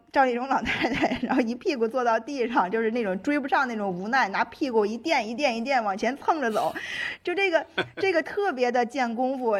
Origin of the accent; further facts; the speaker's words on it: Tangshan, Hebei, China; 我们唐山那边还有一个比较有名的剧种是皮影戏